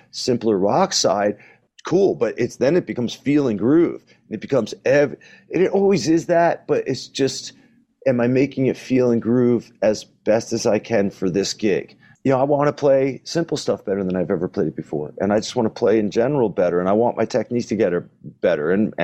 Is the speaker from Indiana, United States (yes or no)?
no; New Jersey, United States; We're both from Jersey